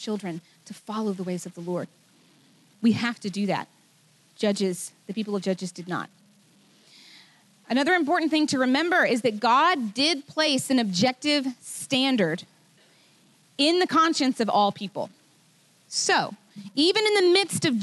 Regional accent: United States; I love being an American. I love it. But just because I'm born here doesn't make me better.

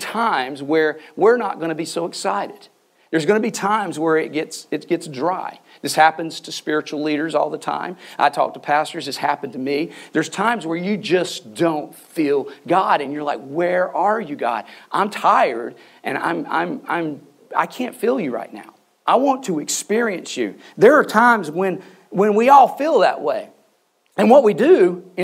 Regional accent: the South, Southern United States, United States; I'm a Southerner

